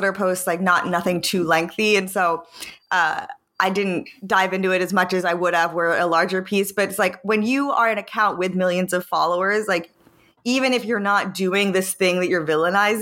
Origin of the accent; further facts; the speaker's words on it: Pennsylvania, United States; my like high school in Pennsylvania